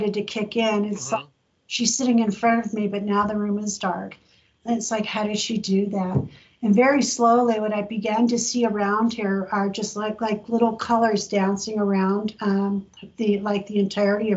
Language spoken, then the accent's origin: English; San Diego, California, United States; I grew up in San Diego.